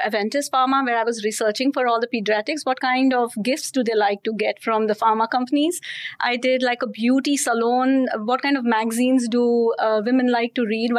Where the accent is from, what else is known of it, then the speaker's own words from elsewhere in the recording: Mumbai, Maharashtra, India; I was born in Mumbai. So I'm a Mumbaikar, as we call ourselves